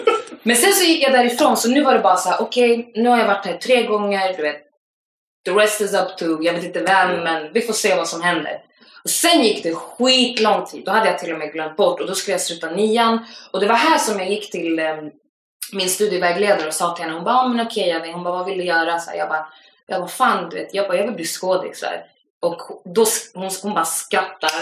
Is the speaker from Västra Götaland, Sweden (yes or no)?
no; Stockholm, Stockholm County, Sweden; jag är från Akalla, det är en station ifrån Husby